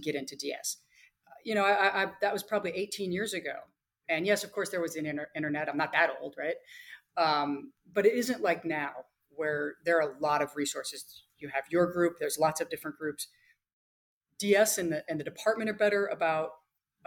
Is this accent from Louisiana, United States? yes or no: no; Nebraska, United States; moved away as an adult; also born or lived in Zambia; I grew up in Nebraska